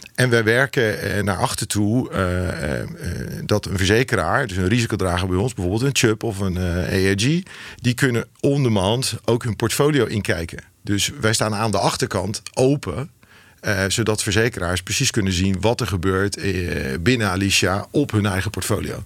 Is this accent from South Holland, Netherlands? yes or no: yes; Rotterdam, South Holland, Netherlands; geboren en getogen in Rotterdam